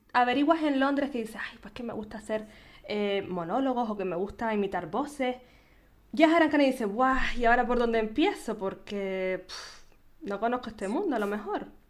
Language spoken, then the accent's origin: Spanish; Canary Islands, Spain; nacida en Canarias